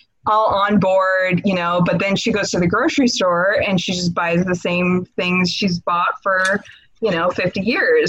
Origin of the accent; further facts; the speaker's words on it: Washington, United States; I'm originally from Washington State.